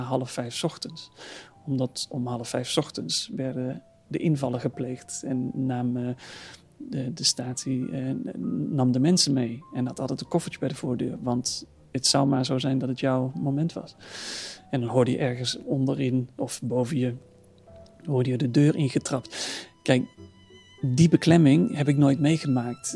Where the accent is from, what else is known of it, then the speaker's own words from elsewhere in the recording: Netherlands; als Nederlandse jongen